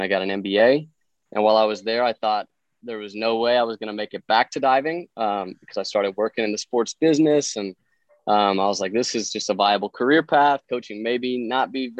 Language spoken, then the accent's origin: English; Denver, Colorado, United States; I'm from Denver, so I grew up in that area